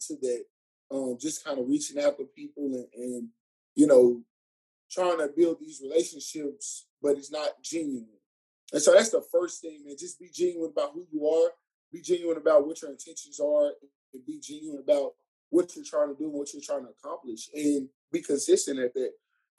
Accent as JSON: {"language": "English", "town": "Dallas", "region": "Texas", "country": "United States", "lives_now": "Houston, United States", "said": "I'm from Dallas, not far from home."}